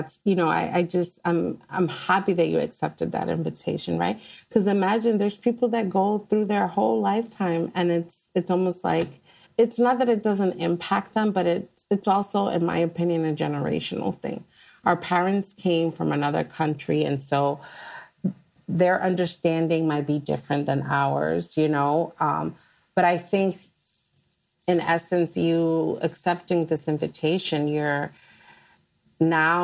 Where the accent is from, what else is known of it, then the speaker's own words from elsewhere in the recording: United States; first language Spanish; English is a second language; my experience being born in the United States is of a Black woman